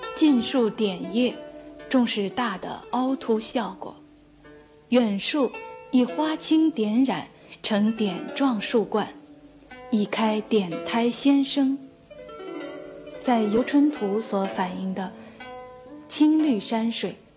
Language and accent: Chinese; China; 我们中国人